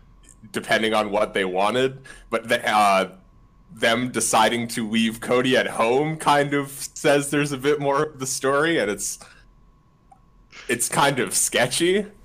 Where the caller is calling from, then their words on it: Ottawa, Ontario, Canada; I'm calling from Ottawa, Canada.